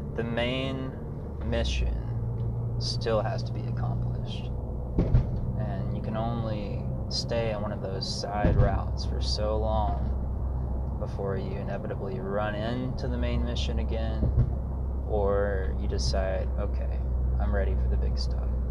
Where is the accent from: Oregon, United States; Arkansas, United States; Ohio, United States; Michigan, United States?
Arkansas, United States; now in Austin, United States; my hometown uh, in Arkansas